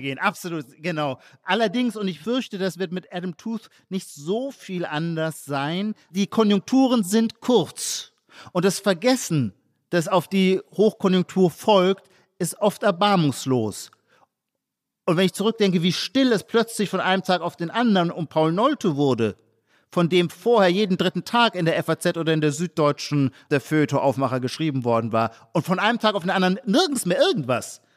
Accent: Heidelberg, Baden-Württemberg, Germany; in meiner Heimatstadt Heidelberg

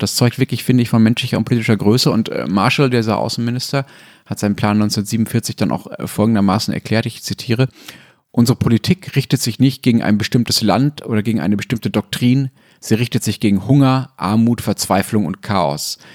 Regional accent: Essen area, North Rhine-Westphalia, Germany; born or raised there

